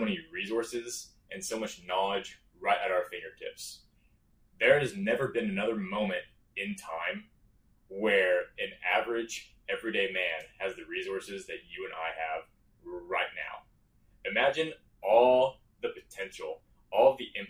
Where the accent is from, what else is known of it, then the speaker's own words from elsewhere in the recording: Strasburg, Illinois, United States; I'm from Strasburg, Illinois, teeny tiny village in Shelby County, Illinois, about 20 minutes north of Effingham